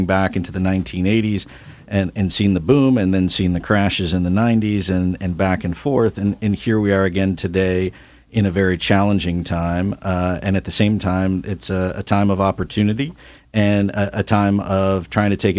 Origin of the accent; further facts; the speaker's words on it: Midwest, United States; now in Orange County, United States; I'm from the Midwest